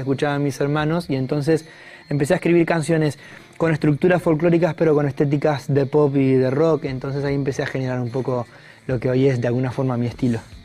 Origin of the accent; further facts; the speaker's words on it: Argentina